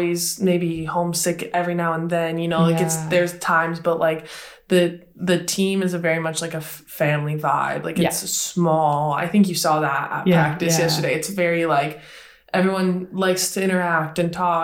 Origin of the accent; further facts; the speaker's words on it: Wisconsin, United States; moved away as an adult; also born or lived in Illinois / Brno, Czech Republic; now in Switzerland; I grew up in Wisconsin in the States, and I went to school in Illinois at Northern Illinois University